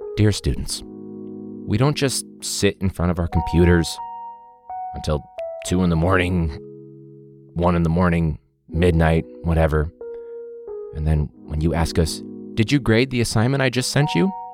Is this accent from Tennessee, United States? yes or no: no; Chicago, Illinois, United States; we're from Chicago